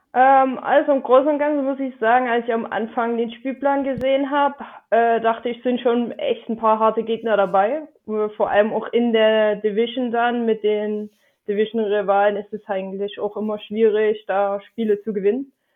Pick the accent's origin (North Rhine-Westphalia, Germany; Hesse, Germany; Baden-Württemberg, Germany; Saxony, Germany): Saxony, Germany; Dresden; Ich äh, komme aus Dresden. Hm. Und äh, ich hoffe, man hört meinen Akzent nicht zu sehr